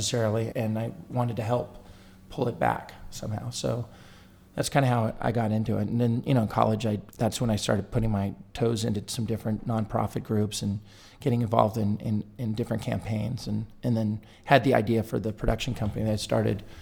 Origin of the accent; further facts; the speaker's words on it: Northern California, United States; I'm originally from Northern California